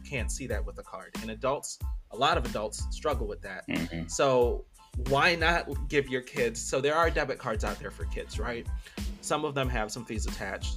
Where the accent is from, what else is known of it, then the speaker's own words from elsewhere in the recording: Belize; now in United States; I didn't grow up in America. I grew up in Belize in a very different time.